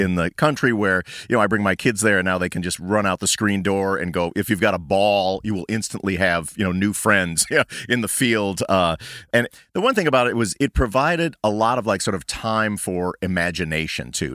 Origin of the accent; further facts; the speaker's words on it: Chicago suburbs, Illinois, United States; We are all from Chicago suburbs